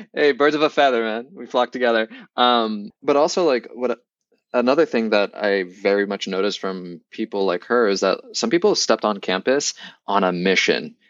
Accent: Boston, Massachusetts, United States; moved away as an adult; I grew up in Boston

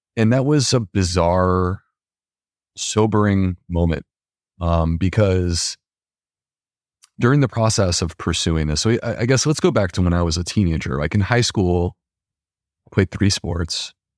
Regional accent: Upstate New York, United States; Upstate New York

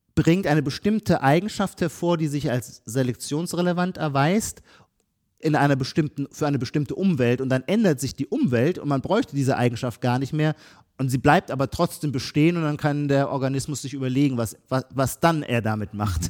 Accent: Heidelberg, Baden-Württemberg, Germany; accent: Palatine (Kurpfälzisch); bei mir, wo ich herkomme, in, der, in Heidelberg, in der Kurpfalz, unser Pfälzisch ist das Gegenteil

